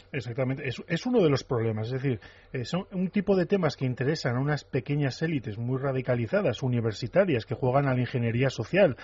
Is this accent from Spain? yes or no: yes; Navarre, Spain; mi tierra, el de Navarra